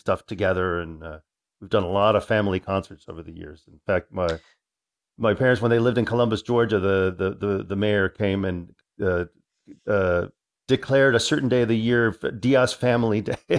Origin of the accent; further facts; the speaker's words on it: Santiago, Santiago Metropolitan, Chile; born there; also born or lived in Boston; I was born in 1964 in Santiago at a tiny, tiny... The last time I was in Santiago with my father, he actually showed me where I was born.